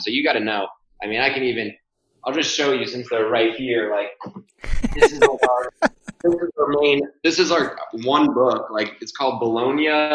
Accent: Florida, United States; I grew up in Florida playing tennis

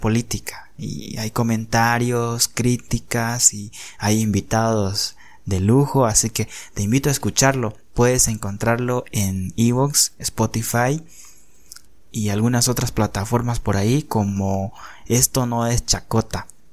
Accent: Bolivia; yo soy boliviano

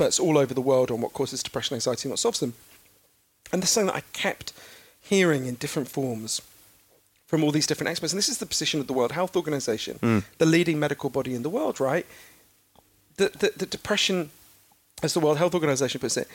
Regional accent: United Kingdom; as you can tell from my weird down to nappy voice, I'm British

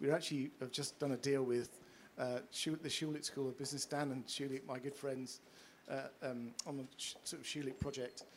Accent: United Kingdom; we're British and pompous

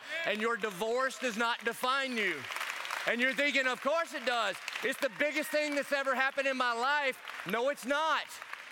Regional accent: South Carolina, United States; I'm from South Carolina like Pastor Clay

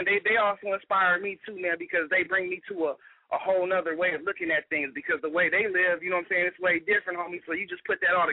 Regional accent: Carolina, United States; I grew up in the East, man. This Carolina area.

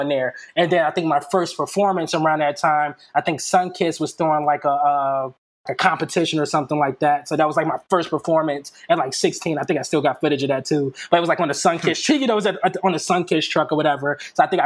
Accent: Chicago, Illinois, United States; moved away as an adult; also born or lived in Justice, Illinois / Oak Lawn, Illinois; now in Los Angeles, United States; I'm originally from Chicago, born and raised on the south side of Chicago.

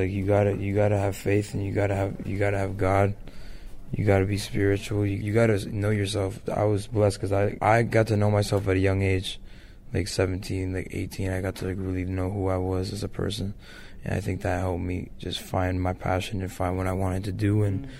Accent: Ontario, Canada; so I rep where I'm from. I also rep Toronto. I rep Canada. I rep Ontario.

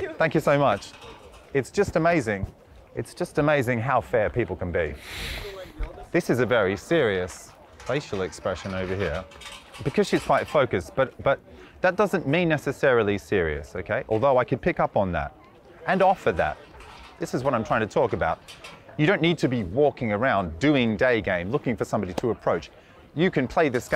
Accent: Australia; now in Budapest, Hungary; I'm from Australia

